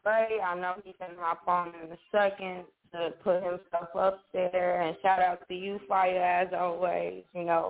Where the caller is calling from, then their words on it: Chicago, Illinois, United States; I'm calling from Chicago.